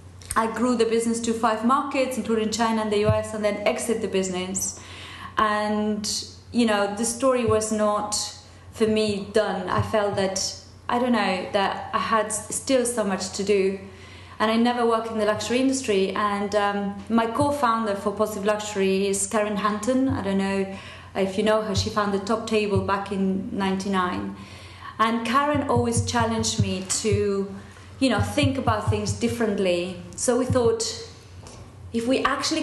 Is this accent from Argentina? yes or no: yes; Argentina; English is a second language; moved away as an adult; now in England, United Kingdom; I was born and brought up in dictatorship in Argentina.